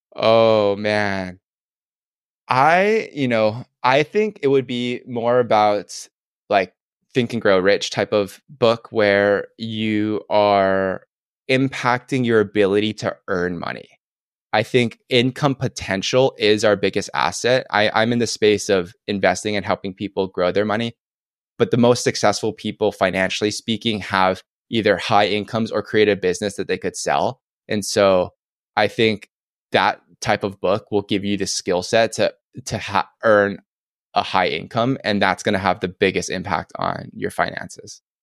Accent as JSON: {"language": "English", "area": "Oahu", "region": "Hawaii", "country": "United States", "tie": "born or raised there", "said": "Oahu is my favorite island 'cause I'm born and raised here"}